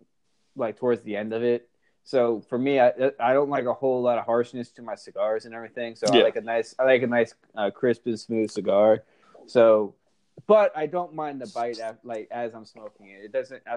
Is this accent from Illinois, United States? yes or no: no; Maryland, United States; I'm from Maryland